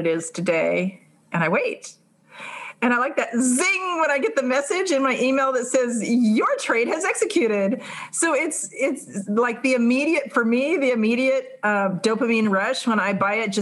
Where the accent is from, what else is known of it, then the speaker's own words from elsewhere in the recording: California, United States; I'm from California